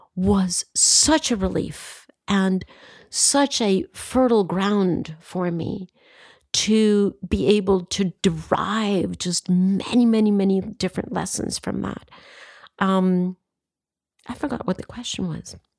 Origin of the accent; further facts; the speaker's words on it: Costa Rica; I come from Costa Rica